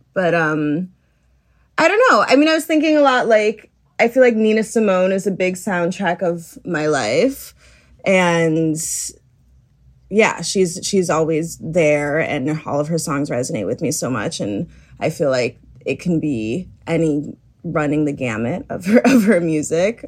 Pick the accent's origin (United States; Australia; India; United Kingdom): United States; Chicago, Illinois; I grew up in Chicago